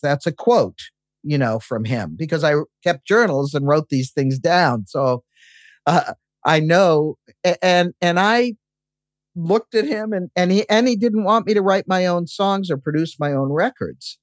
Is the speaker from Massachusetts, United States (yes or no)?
yes; Massachusetts, United States; I grew up in Massachusetts